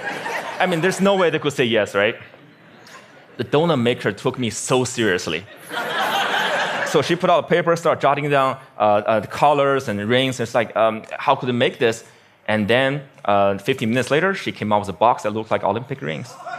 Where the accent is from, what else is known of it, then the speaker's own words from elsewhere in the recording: Beijing, China; my hometown, Beijing, China